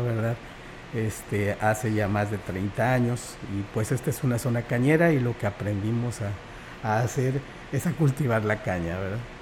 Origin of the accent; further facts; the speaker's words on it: Xalapa, Veracruz, Mexico; moved away as an adult; now in Huasteca, Mexico; yo soy del estado de Veracruz, nací en Jalapa